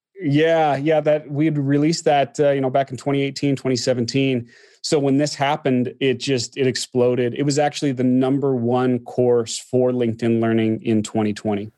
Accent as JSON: {"language": "English", "town": "Orem", "region": "Utah", "country": "United States", "tie": "born or raised there", "also_born_or_lived": "Southern California", "lives_now": "Salt Lake City, United States", "said": "I grew up in Utah, a little place called Orme, which is next to Provo"}